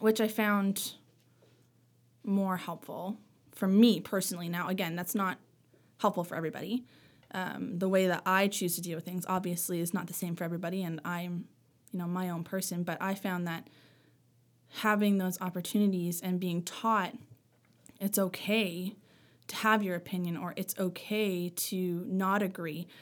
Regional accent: Sackville, Nova Scotia, Canada; also born or lived in Sydney, Cape Breton / Halifax / Lunenburg; I grew up in, mostly in Sackville

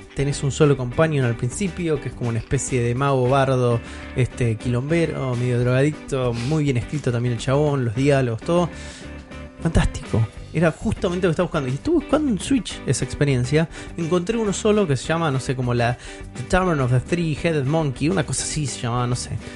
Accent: Argentina; Somos argentinos

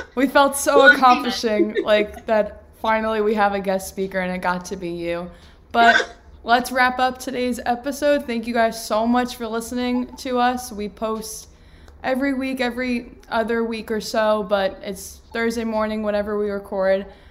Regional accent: New York, United States; I'm a New Yorker

